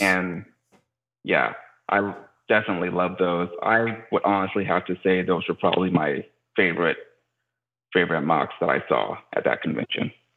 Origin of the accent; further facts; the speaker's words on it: Houston, Texas, United States; a Houston native, so representing my hometown